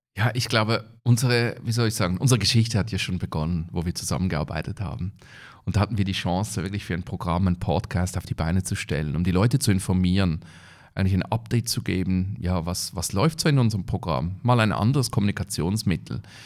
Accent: Switzerland; bei uns in der Schweiz

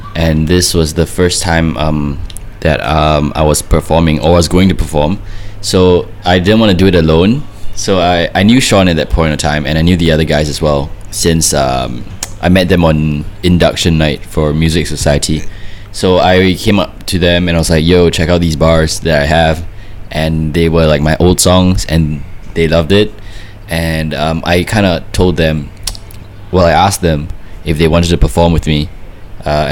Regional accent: Singapore; I'm from Singapore.

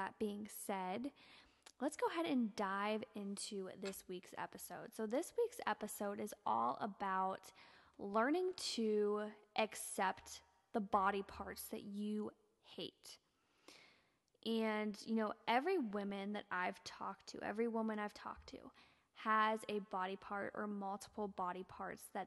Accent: Ohio, United States; I'm from Ohio

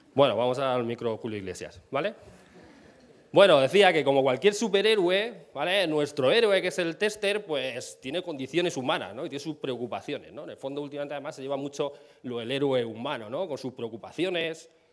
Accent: Castilla-La Mancha, Spain; now in Madrid, Spain; vivo en Madrid, soy manchego

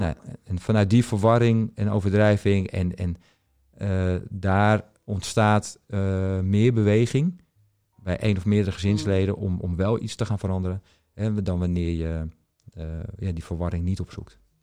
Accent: Netherlands; ik kom dus uit Nederland.

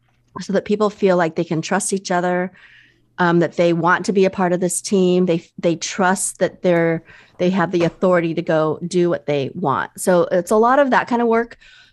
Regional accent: Midwest, United States; also born or lived in overseas; I'm Chinese American. I was mm-hmm. born overseas and I was raised in the Midwest

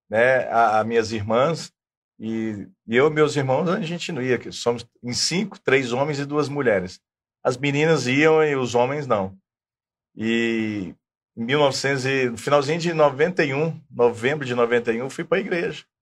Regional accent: Três Lagoas, Mato Grosso do Sul, Brazil; now in Ribeirão Preto, Brazil; eu sou do, do Mato Grosso do Sul, de Três ah. Lagoas.

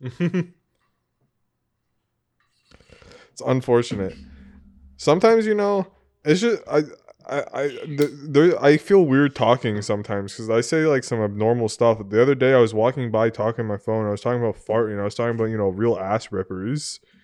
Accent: New England, United States; growing up in New England with Tom Brady

